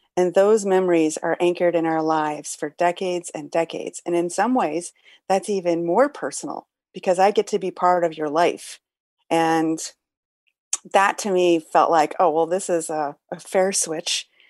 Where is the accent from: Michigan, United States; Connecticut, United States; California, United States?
Michigan, United States; Detroit; moved away; back in Detroit, my hometown